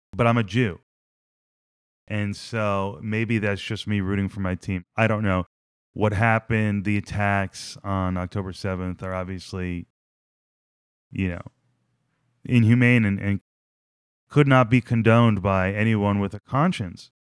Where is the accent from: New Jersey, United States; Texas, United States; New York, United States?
New Jersey, United States; I'm from New Jersey.